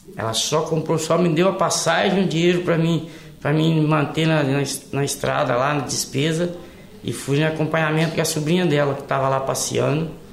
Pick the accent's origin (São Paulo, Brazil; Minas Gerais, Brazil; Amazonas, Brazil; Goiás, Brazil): Minas Gerais, Brazil; Resplendor; now in Lauro Müller, Brazil; eu sou natural de Minas Gerais, de Resplendor